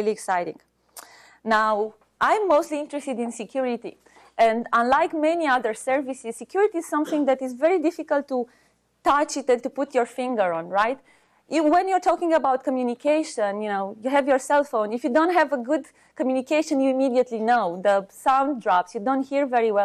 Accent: Romania; now in United States; I'm originally from Romania

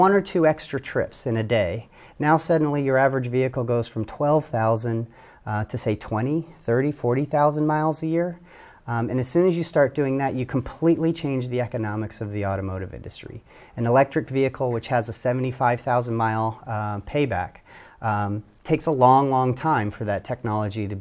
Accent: Detroit, Michigan, United States; I am a boy from Detroit

